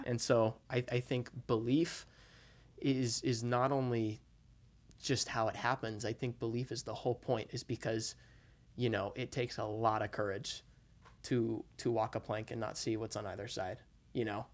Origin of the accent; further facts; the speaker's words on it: Utah, United States; I'm from Utah